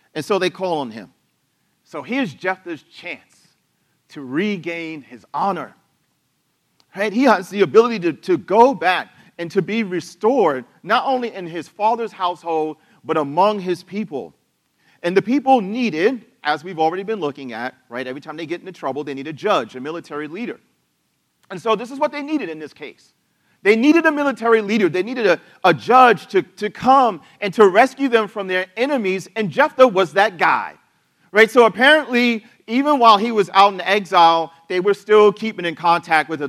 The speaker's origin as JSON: {"language": "English", "country": "United States", "said": "as an American"}